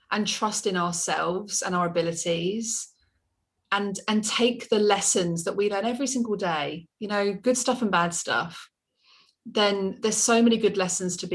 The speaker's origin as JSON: {"language": "English", "region": "England", "country": "United Kingdom", "said": "I'm so English, um, aren't I?"}